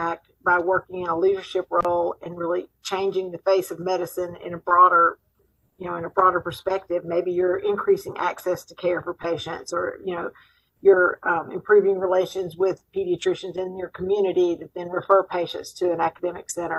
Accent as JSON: {"language": "English", "region": "Mississippi", "country": "United States", "also_born_or_lived": "Nashville, Tennessee", "said": "I'm from Mississippi. When I moved back to Mississippi from Vanderbilt and Nashville"}